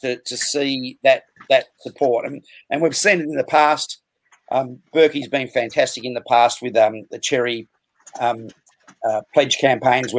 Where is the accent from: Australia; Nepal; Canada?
Australia; Melbourne, Victoria; also born or lived in Sydney; I was born in Sydney, moved to Melbourne when I was very young, grew up in Cheltenham, went to Bowie North Primary and Bowie High School at first before moving across. My parents got separated, stayed with my dad, went to Wesley and Paran, growing up in Glen Waverley